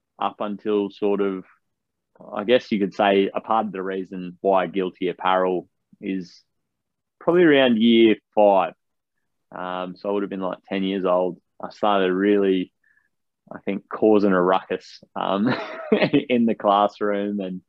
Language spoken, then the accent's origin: English; Canberra, Australian Capital Territory, Australia; also born or lived in Batemans Bay, New South Wales; born and bred in Canberra, the Australian capital. It's always been home to me.